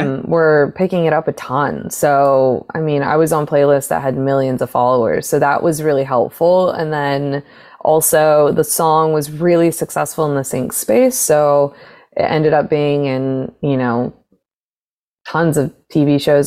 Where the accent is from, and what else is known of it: Arizona, United States; born or raised there; moved away as an adult; now in Los Angeles, United States